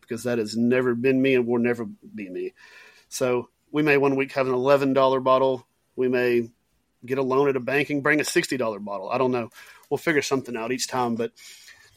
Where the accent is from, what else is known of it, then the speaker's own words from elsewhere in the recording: East Texas, United States; I'm from East Texas